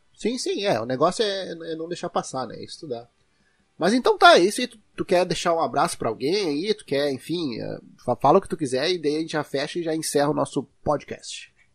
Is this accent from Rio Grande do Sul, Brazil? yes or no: yes; Rio Grande do Sul, Brazil; accent: gauchês